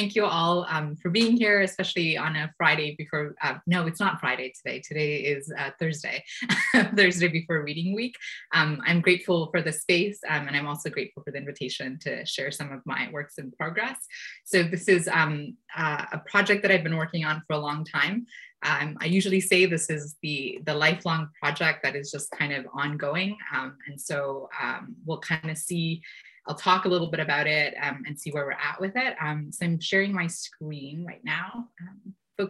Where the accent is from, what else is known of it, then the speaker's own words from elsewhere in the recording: Toronto, Ontario, Canada; also born or lived in Sri Lanka; in Toronto, where I grew up in Scarborough